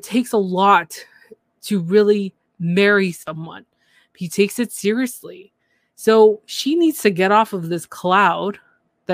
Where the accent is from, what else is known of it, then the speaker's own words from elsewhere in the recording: Canada; I'm the Canadian